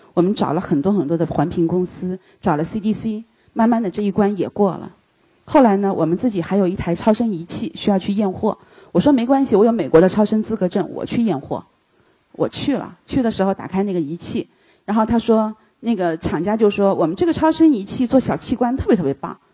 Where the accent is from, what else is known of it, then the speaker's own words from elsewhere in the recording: China; 他说：“你是大陆来的吧？”我说：“是的。”